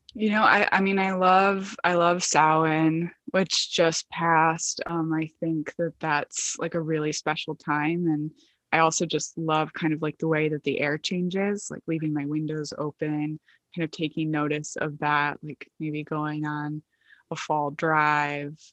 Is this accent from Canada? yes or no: no; Michigan, United States; now in Brooklyn, New York, United States; I'm from Michigan